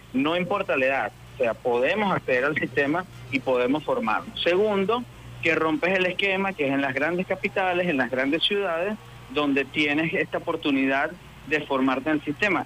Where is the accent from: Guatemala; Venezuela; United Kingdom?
Venezuela; Calabozo, Guárico; moved away as an adult; also born or lived in Caracas; a los 24 años regreso a mi pueblo de Calabozo a dirigir el núcleo en el que me formé